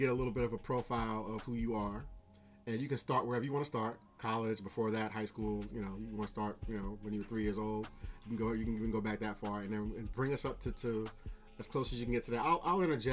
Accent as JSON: {"language": "English", "town": "New Rochelle", "region": "New York", "country": "United States", "tie": "born or raised there", "said": "I grew up on May Street."}